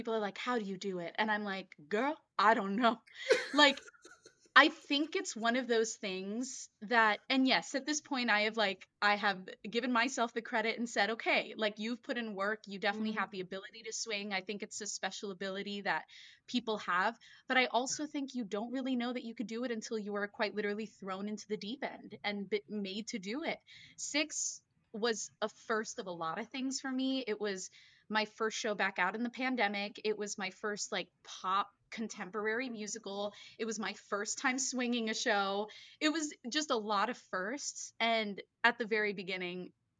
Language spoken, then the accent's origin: English; Miami, Florida, United States; moved away as an adult; now in New York, United States; I was born and raised in Miami, Florida